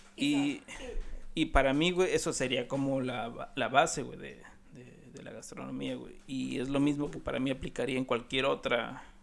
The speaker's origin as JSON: {"language": "Spanish", "country": "Mexico", "said": "nosotros como mexicanos"}